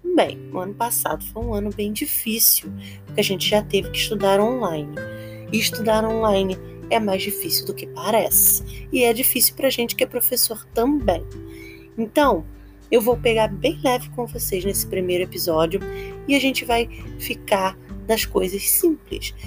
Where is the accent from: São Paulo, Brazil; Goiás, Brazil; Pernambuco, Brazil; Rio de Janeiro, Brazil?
Rio de Janeiro, Brazil; I am from Campo Grande, Rio de Janeiro.